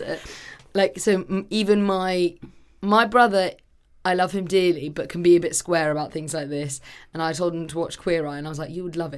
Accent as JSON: {"language": "English", "region": "England", "country": "United Kingdom", "said": "as an English person"}